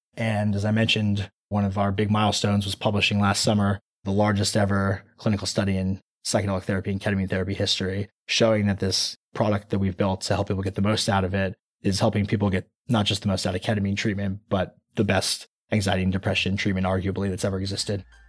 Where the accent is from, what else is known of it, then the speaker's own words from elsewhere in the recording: Anaheim, California, United States; moved away as an adult; also born or lived in East Coast / Los Angeles; I was born and raised in a city called Anaheim, right where Disneyland is